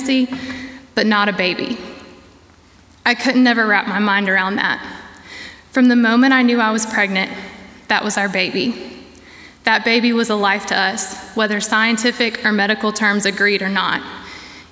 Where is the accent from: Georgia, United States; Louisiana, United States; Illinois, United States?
Georgia, United States; Savannah; moved away as an adult; now in Boiling Springs, United States; I'm originally from Savannah, Georgia